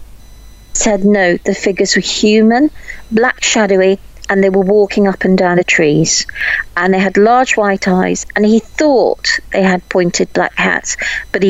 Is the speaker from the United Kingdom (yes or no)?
yes; Warwickshire, West Midlands, United Kingdom; I'm from Warwickshire.